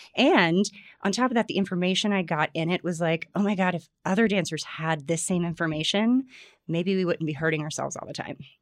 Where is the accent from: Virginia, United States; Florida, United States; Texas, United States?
Florida, United States; I grew up in Florida